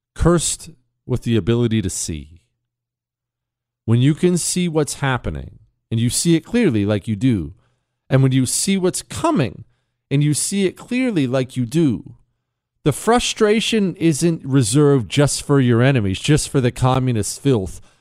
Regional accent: Montana, United States; where I grew up in Montana

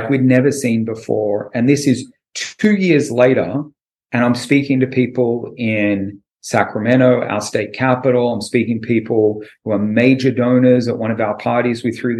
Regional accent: Australia; moved away as an adult; now in California, United States; I'm from Australia.

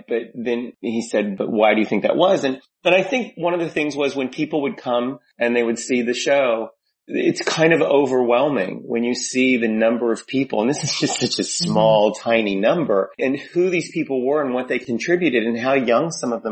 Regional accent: Louisville, Kentucky, United States; moved away as an adult; also born or lived in New York; I grew up in Louisville, Kentucky, and I knew that it was literally the day after high school I moved to New York

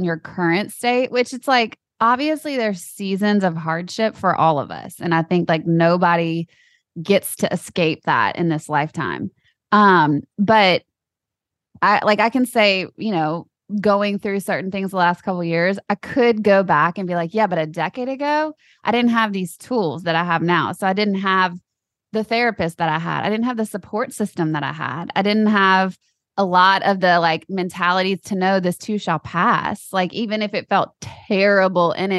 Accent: United States; I grew up in America.

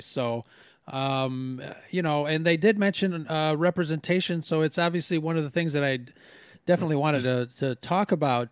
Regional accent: United States; being Mexican American, it's something that growing up mostly kind of you know not not really super mexican um i was more uh, i i guess the term is i was americanized i mean i was born here

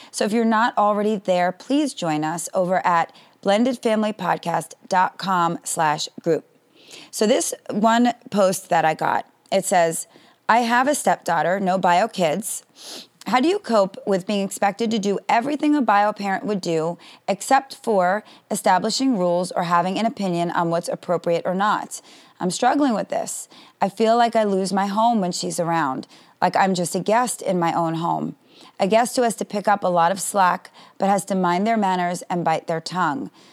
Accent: New York City, New York, United States; now in Florida, United States; a long weekend in New York, my hometown

